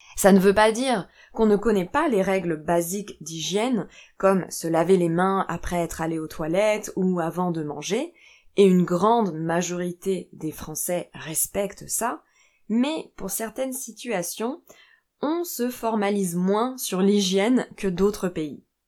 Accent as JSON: {"language": "French", "country": "France", "said": "Je suis française"}